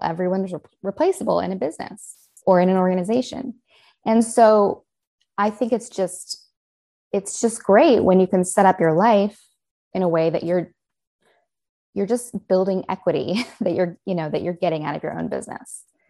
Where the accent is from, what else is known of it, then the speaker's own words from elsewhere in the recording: United States; accent: American; also born or lived in Los Angeles, California; I'm the only American accent